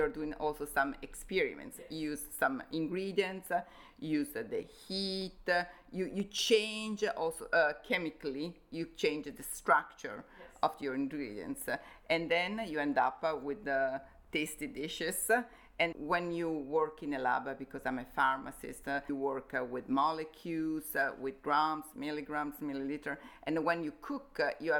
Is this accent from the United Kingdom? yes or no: no; Como, Lombardy, Italy; moved away as an adult; also born or lived in Innsbruck, Austria; we moved to Como, my hometown